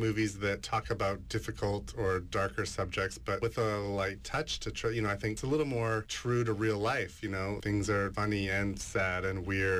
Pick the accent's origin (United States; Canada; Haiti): Canada; North Vancouver, British Columbia; When I was in high school, I grew up in North Vancouver